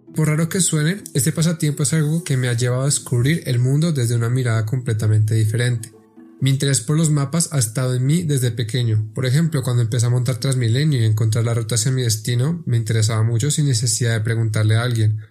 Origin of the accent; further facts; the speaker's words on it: Bogotá, Colombia; soy bogotano con raíces bien profundas en la ciudad